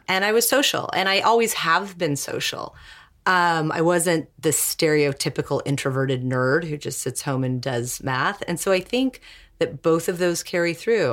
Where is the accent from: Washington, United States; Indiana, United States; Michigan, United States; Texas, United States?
Washington, United States; Seattle; I was raised in Seattle, which is a very, like, passive-aggressive, humble type of place